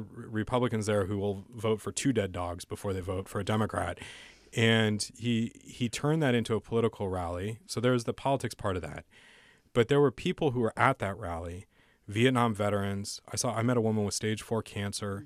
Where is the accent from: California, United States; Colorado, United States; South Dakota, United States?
California, United States; San Diego; when I was growing up in San Diego